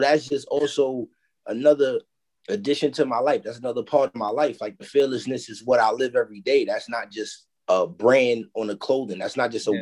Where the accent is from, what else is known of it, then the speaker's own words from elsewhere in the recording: New York City, New York, United States; I come from Harlem.